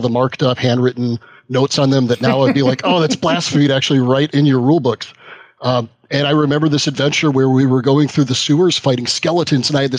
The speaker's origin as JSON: {"language": "English", "area": "near Lake Geneva", "region": "Southeast Wisconsin", "country": "United States", "tie": "born or raised there", "said": "I was in Southeast Wisconsin. That's where I grew up. So I grew up near Lake Geneva."}